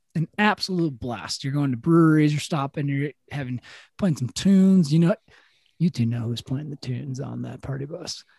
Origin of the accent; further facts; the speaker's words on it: Madison, Wisconsin, United States; also born or lived in Milwaukee; growing up in Madison or even like Milwaukee